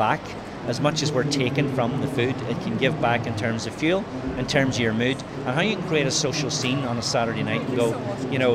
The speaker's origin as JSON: {"language": "English", "country": "Ireland", "said": "typical Irish"}